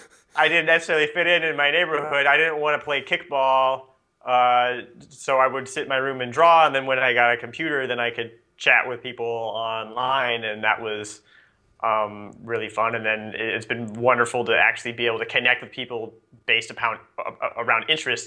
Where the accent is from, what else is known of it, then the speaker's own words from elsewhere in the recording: Nebraska, United States; I grew up in Nebraska. It's kind of middle of nowhere